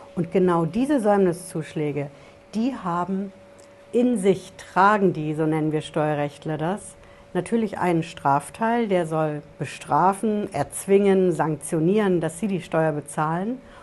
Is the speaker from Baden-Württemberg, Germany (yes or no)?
no; Hesse, Germany; Bei uns in Hessen